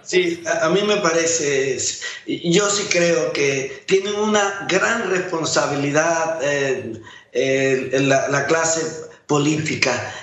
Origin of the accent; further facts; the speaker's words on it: Panama; Como panameño